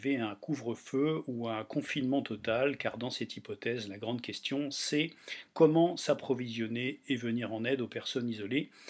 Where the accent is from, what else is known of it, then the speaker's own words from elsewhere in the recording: Toulouse, Occitania, France; Bonjour Sud-Ouest … je suis toulousain, confiné chez sa compagne en périphérie toulousaine.